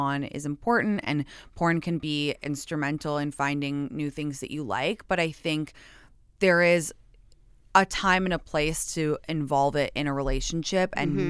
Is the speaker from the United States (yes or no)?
no; London, United Kingdom; and again, I'm American, so even though